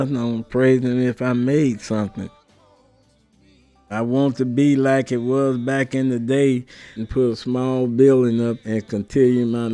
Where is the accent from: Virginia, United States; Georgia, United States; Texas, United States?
Texas, United States; Dallas; I'm from Dallas, Texas